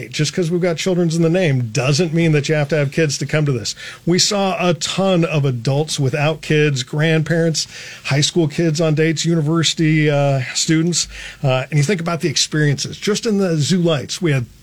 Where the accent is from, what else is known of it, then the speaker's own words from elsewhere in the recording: Lincoln, Nebraska, United States; I was raised in Lincoln, so grew up here. So this is hometown for me.